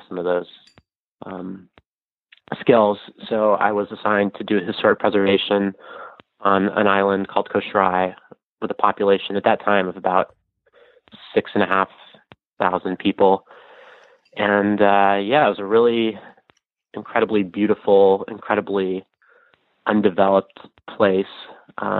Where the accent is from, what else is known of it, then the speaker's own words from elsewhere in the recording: Denver, Colorado, United States; moved away; also born or lived in Los Angeles / New York / Federated States of Micronesia; I'm from Colorado, Denver, Colorado, and had lived in LA and New York briefly